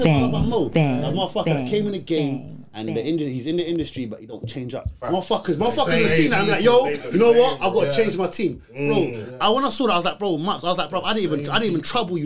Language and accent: English; London, United Kingdom; We're from Mozart. We used to go to fucking youth clubs in St. Raphs